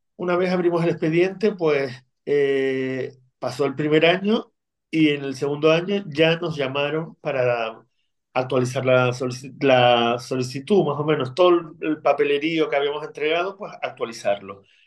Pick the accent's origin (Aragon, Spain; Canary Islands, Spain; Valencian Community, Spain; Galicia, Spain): Canary Islands, Spain; Lanzarote; accent: Canarian; also born or lived in Argentina; nací en Argentina, pero desde pequeñito vinimos a, Lanzarote porque mis abuelos eran de aquí, de, de la isla